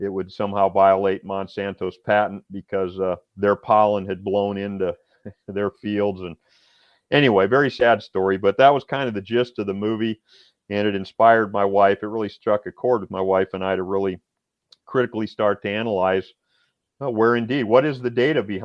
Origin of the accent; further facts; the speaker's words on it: Iowa, United States; now in Tennessee, United States; We're not originally from Tennessee. I'm originally from Iowa.